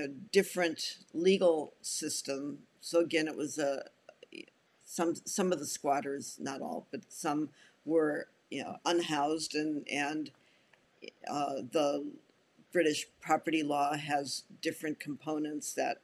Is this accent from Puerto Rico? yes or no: yes; San Juan, Puerto Rico; moved away; also born or lived in Evanston, Illinois, United States; I was born in Evanston, Illinois. And when I was 12, my family moved to San Juan, Puerto Rico, where I spent junior high and high school years.